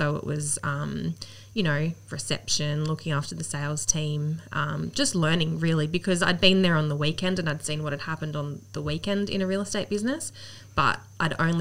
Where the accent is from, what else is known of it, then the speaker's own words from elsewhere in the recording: Central Coast, New South Wales, Australia; I grew up on the Central Coast. So, we had a house in Camel, grew up there and always been local.